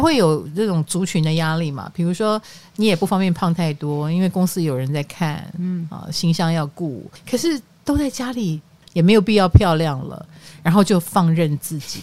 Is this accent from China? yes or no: no; Greater Taipei, northern Taiwan, Taiwan; 我们北部，双北人